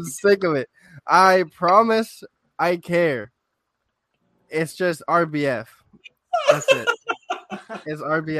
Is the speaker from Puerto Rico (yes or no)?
yes; Puerto Rico; moved away; I'm a little Puerto Rican kid growing up in Puerto Rico.